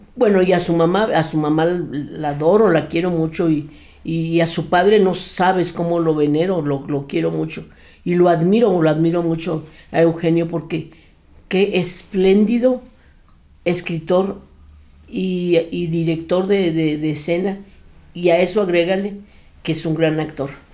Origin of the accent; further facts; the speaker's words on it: Torreón, Coahuila, Mexico; moved away; also born or lived in Monterrey, Nuevo León / Mexico City; yo soy nacida en Torreón, Coahuila